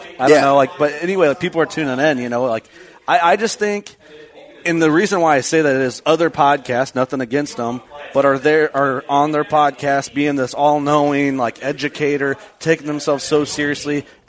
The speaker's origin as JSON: {"language": "English", "region": "Illinois", "country": "United States", "tie": "born or raised there", "said": "I grew up hunting deer in Illinois"}